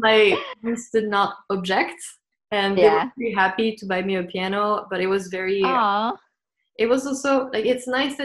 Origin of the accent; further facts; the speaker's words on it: France; first language French; English is a second language; moved away as an adult; now in United States; I grew up in France